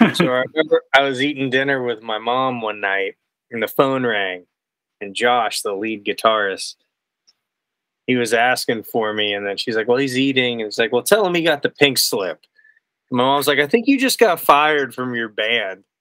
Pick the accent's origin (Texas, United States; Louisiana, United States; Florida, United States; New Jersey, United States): Florida, United States; moved away as an adult; now in Nashville, United States; I'm from Florida